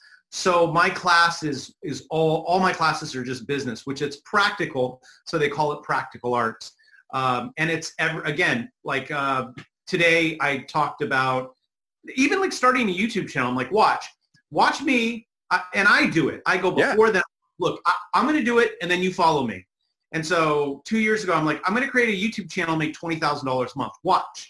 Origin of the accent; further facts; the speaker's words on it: California, United States; growing up in the hood, I'm from California.